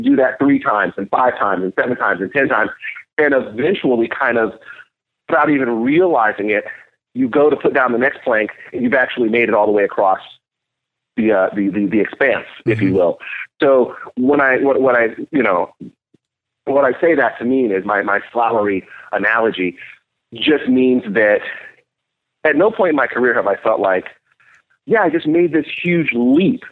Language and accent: English; Nashville, Tennessee, United States; I was born in Nashville, Tennessee, and um, grew up part of my life on my grandfather's farm, actually